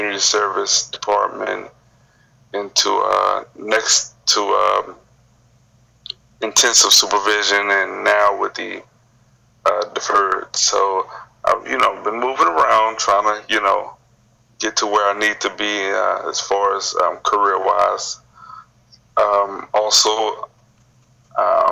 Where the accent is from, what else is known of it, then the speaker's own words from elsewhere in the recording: Houston, Texas, United States; the area that I grew up in, I'm right at the borderline between Sunnyside and South Park